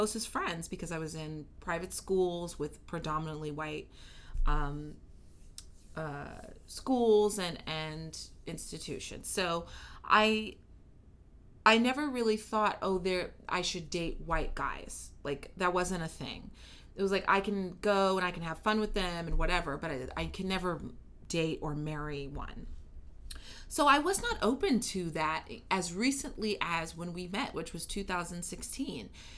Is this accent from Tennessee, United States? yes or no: no; Kansas City, Missouri, United States; moved away; I grew up in Kansas City, Missouri, and I have a great family